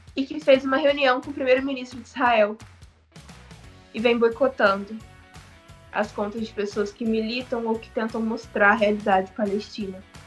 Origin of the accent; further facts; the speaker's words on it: Brazil; eu, como brasileira